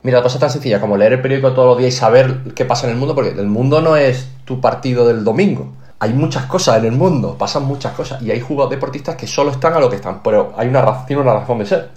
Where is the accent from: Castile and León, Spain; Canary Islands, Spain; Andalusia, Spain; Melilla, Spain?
Andalusia, Spain; Málaga; yo soy un tío de Málaga que ha jugado muchos años en Málaga, rodeado de familia